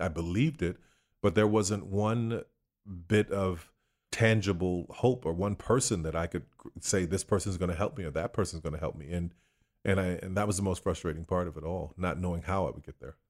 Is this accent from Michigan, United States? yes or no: no; New Orleans, Louisiana, United States; Born and raised in New Orleans, Louisiana.